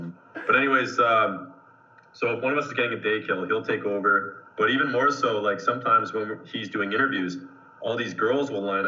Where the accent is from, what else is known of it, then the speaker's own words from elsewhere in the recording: Hamilton, Ontario, Canada; since I'm from Hamilton